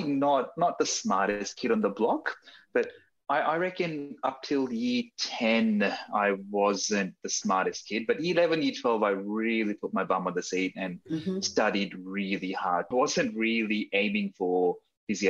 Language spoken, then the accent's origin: English; Sydney, New South Wales, Australia; also born or lived in Dunedin, New Zealand; So I grew up in Sydney. I did all my schooling in Sydney.